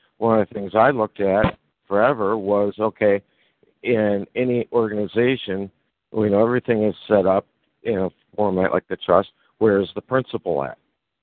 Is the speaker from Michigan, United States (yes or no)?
yes; Michigan, United States; where I was born on Michigan